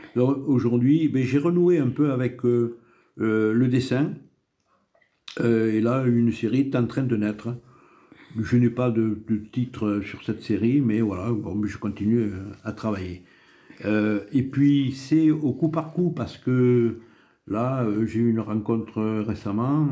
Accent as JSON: {"language": "French", "area": "Comminges", "region": "Occitania", "country": "France", "tie": "born or raised there", "also_born_or_lived": "Tarbes", "said": "Mes origines sont essentiellement rurales. Je suis né dans le Comminges, à 150 mètres de la Garonne"}